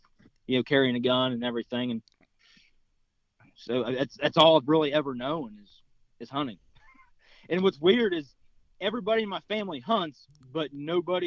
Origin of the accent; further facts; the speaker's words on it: North Central West Virginia, United States; moved away as an adult; also born or lived in Southeast Ohio; now in Ohio, United States; I'm from Southeast Ohio. Lived here for about 2.5 years now. I'm originally from North Central West Virginia.